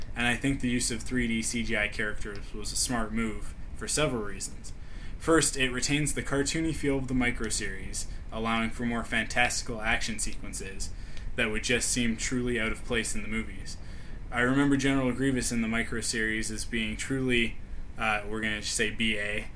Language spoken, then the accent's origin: English; Canada; me being a Canadian